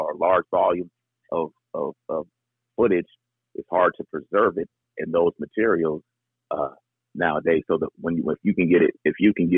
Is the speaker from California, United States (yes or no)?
yes; San Diego, California, United States; also born or lived in Stockton, California; I actually lived in San Diego from age 2 to age 12